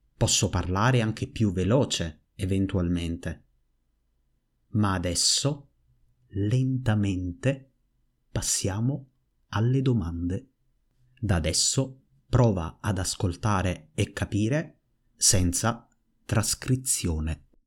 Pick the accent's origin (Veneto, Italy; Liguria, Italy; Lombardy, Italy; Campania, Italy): Campania, Italy; Naples; Napoli, la mia città natale